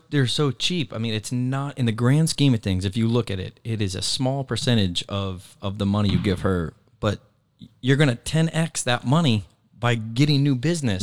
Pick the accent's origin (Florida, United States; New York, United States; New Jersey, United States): Florida, United States; Naples; Moved here when I was three